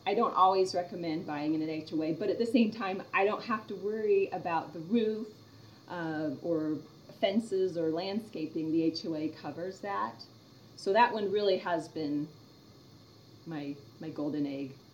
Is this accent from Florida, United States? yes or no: yes; Orlando, Florida, United States; moved away; I grew up in Orlando for a while